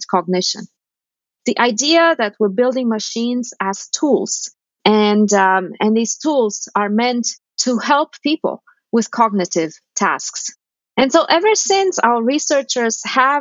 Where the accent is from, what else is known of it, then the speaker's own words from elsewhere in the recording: Romania; moved away; I grew up in Romania at a time of great austerity